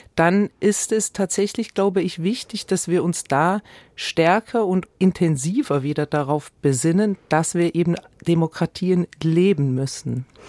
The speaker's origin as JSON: {"language": "German", "country": "Switzerland", "said": "ich bin ja als Schweizerin natürlich auch die Vertreterin von direktdemokratischen Strukturen"}